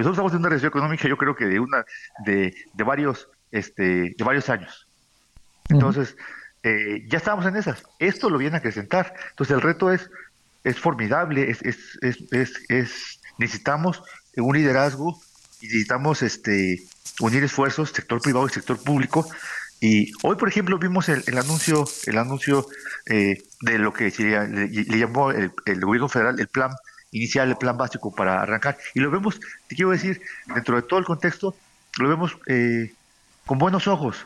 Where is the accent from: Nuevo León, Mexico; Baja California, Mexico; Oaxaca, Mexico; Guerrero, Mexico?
Guerrero, Mexico; Acapulco; Yo soy de Acapulco